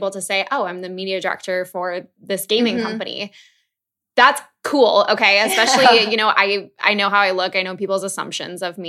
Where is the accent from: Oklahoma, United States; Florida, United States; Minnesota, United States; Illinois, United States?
Minnesota, United States; moved away as an adult; also born or lived in New York City; I grew up in Minnesota, which is middle of America